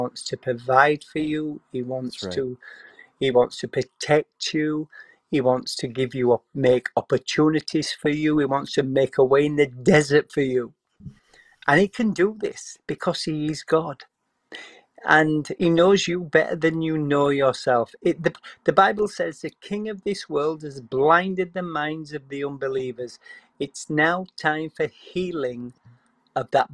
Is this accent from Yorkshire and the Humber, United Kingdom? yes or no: yes; Yorkshire and the Humber, United Kingdom; moved away; I come from West Yorkshire originally